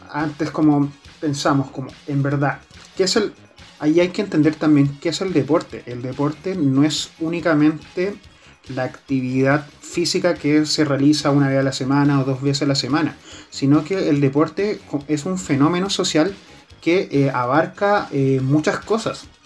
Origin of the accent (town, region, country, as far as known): Chile